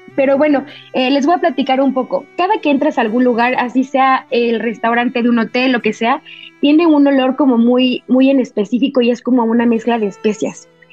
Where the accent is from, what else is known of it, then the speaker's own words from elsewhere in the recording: Mexico; como buena mexicana